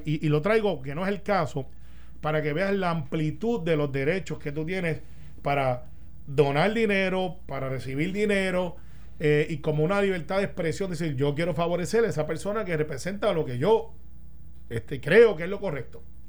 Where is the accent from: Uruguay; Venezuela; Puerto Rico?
Puerto Rico; Guaynabo; yo soy de Guainabo